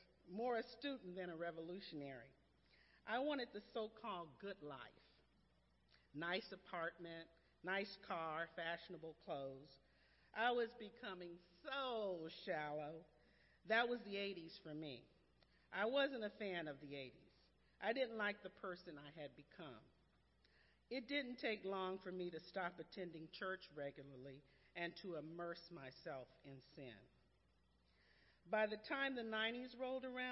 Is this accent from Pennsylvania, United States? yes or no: no; Los Angeles, California, United States; I grew up in Los Angeles and attended all segregated schools